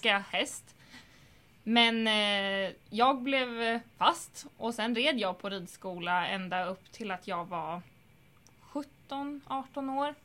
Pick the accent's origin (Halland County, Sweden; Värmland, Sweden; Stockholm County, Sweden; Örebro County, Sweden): Stockholm County, Sweden; Stockholm; den ridskolan som jag är uppvuxen på i Stockholm